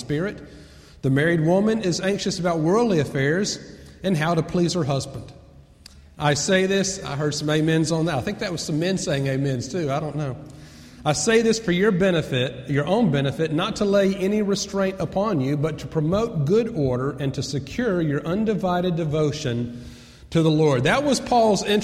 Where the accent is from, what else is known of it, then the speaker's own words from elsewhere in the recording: Atlanta, Georgia, United States; I grew up in Atlanta